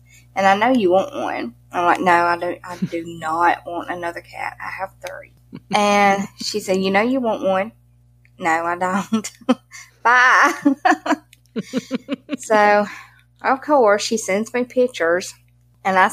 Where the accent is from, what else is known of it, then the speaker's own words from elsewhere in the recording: Mississippi, United States; accent: Southern; We're from Mississippi. We're Southern as can be.